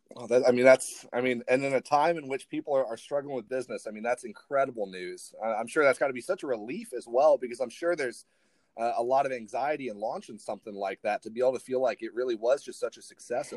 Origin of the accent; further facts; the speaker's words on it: Ireland; moved away; I actually I grew up overseas, so I grew up in Ireland.